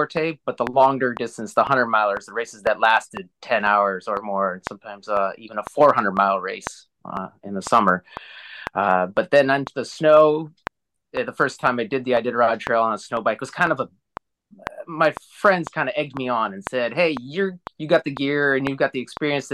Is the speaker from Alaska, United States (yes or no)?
yes; Alaska, United States; born and raised in Alaska. So I've been in Alaska all my life